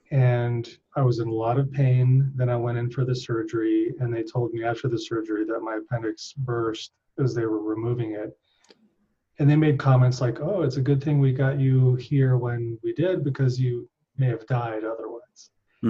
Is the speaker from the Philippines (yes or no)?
yes; Philippines; also born or lived in Hong Kong; So I grew up in Asia. I was in the Philippines when that happened, and I was in the Philippines for most of my childhood. Then Hong Kong, and we visited Thailand, Japan.